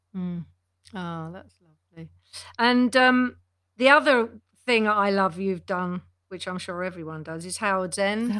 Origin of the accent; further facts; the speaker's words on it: London, United Kingdom; I was seventeen years old. I was from Neasden.